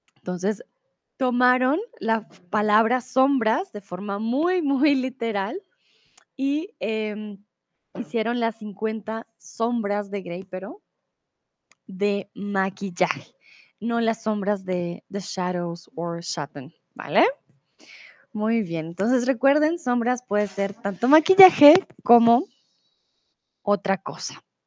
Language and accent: Spanish; Colombia; soy de Colombia